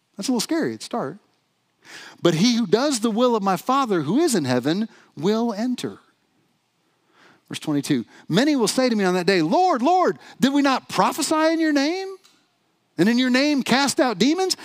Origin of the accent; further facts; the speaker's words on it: the South, United States; moved away; I'm from the South originally